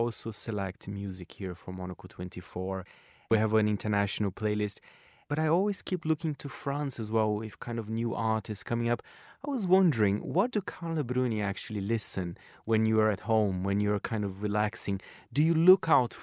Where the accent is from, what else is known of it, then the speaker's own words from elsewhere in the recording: Brazil; you knew more or less where my accent was from. I mean, because of course I'm from Brazil